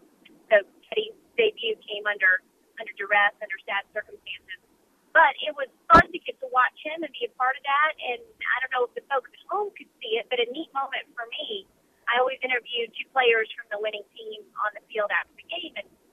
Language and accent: English; New Orleans, Louisiana, United States; getting to show off my hometown, as you said, to my NFL on Fox crew, because there's no better city than New Orleans to host people